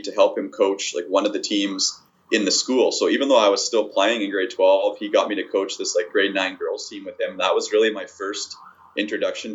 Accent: Winnipeg, Manitoba, Canada; I've born and raised in Winnipeg. I've lived here my whole life

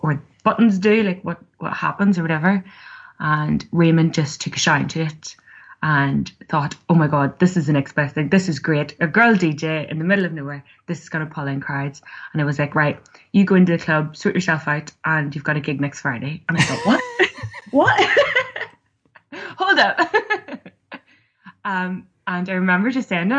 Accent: Belfast, Northern Ireland, United Kingdom; also born or lived in Cookstown; from Belfast

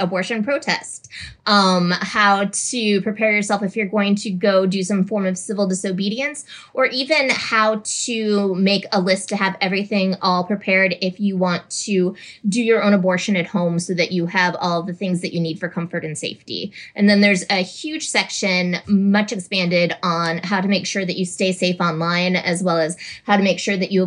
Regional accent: Minnesota, United States; moved away as an adult; now in Tuscaloosa, United States; I am formerly from Minnesota, but as of a couple of weeks ago, I've moved now to Tuscaloosa, Alabama

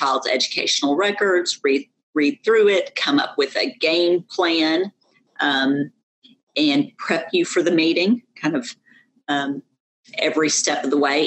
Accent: New York, United States; also born or lived in southwest of Atlanta, Georgia; now in Georgia, United States; I was raised in New York

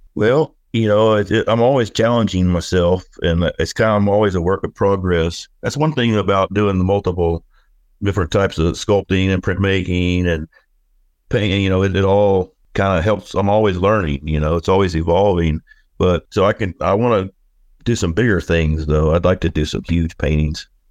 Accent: Oklahoma, United States; moved away as an adult; now in Camas Prairie, Idaho, United States; I grew up whittling, you know, I'm from Oklahoma

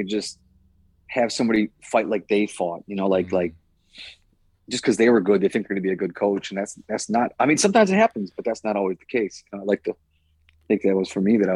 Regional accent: Milwaukee, Wisconsin, United States; moved away as an adult; also born or lived in New York; that's where I was born. I was born in Milwaukee. That's where I trained out of, fought out

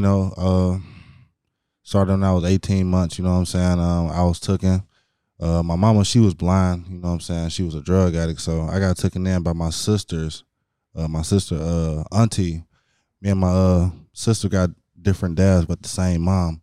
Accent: Hammond, Indiana, United States; also born or lived in Chicago, Illinois; mainly raised in Indiana

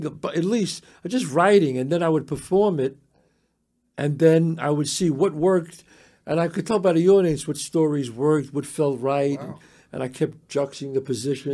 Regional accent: New York City, New York, United States; me growing up in the Bronx

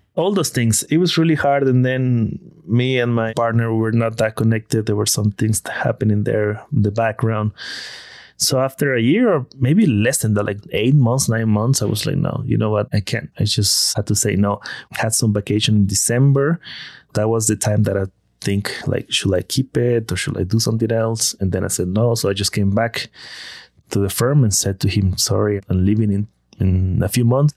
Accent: Villahermosa, Tabasco, Mexico; moved away as an adult; I'm from Tabasco.

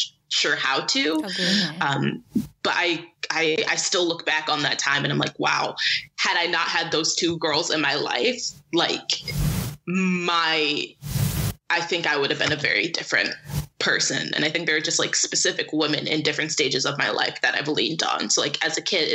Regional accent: Syracuse, New York, United States; growing up in Syracuse, which is very white

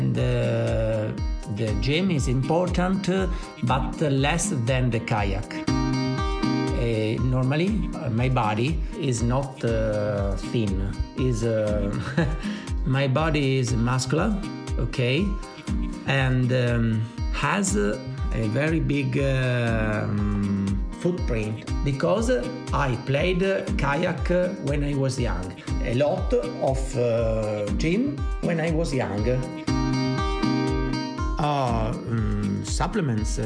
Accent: Italy; English is a second language; I'm from Italy

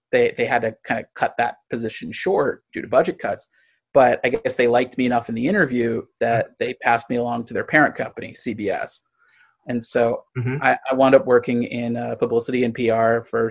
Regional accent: St. Louis, Missouri, United States; moved away as an adult; now in Los Angeles, United States; I grew up in St. Louis, Missouri

